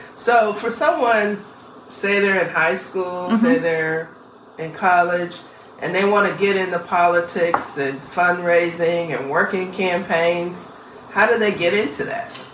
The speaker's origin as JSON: {"language": "English", "town": "Bogalusa", "region": "Louisiana", "country": "United States", "tie": "born or raised there", "moved": "yes", "lives_now": "Columbus, Ohio, United States", "said": "my hometown of Bogalusa, Louisiana"}